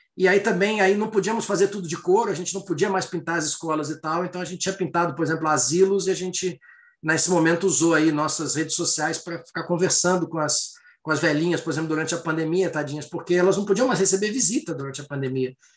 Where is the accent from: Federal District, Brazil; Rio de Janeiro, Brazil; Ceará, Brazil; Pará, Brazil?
Rio de Janeiro, Brazil; Eu sou carioca